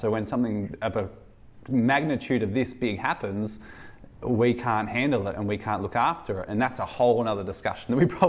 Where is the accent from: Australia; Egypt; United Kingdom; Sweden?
Australia; Us three, imagine being three white Australian men.